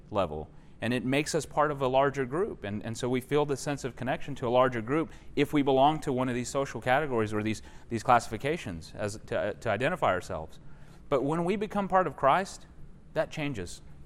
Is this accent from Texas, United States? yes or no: yes; Texas, United States; I'm from Texas